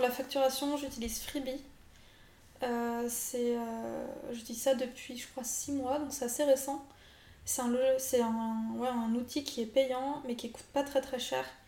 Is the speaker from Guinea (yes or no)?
no; France; nous, en tant que Français